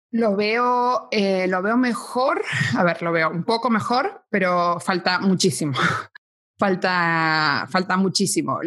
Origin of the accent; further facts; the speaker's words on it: Buenos Aires, Argentina; now in Spain; Soy argentina, nací en Buenos Aires, en la preciosa ciudad de Buenos Aires.